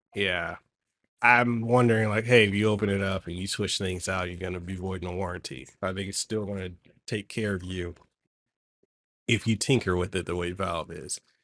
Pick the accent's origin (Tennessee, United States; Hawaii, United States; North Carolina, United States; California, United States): Hawaii, United States; we Hawaiians and locals